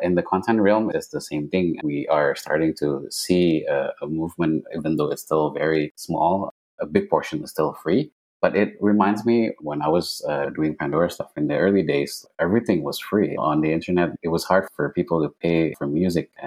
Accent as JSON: {"language": "English", "country": "Indonesia", "tie": "born or raised there", "also_born_or_lived": "Silicon Valley, United States", "moved": "as an adult", "said": "I was born and raised in Indonesia."}